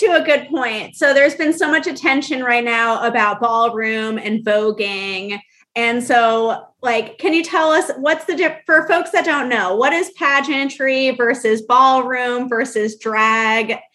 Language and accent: English; Orlando, Florida, United States; I'm from Orlando